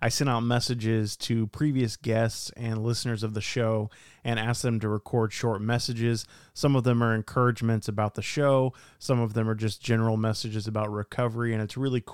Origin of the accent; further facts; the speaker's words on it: Dallas, Texas, United States; Dallas, Texas, which kind of makes sense because that's my hometown